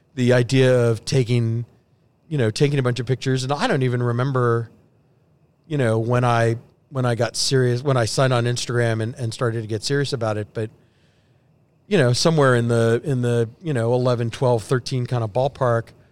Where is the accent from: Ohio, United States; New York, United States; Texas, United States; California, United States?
Texas, United States; Sugar Land; also born or lived in Houston; I grew up in Sugarland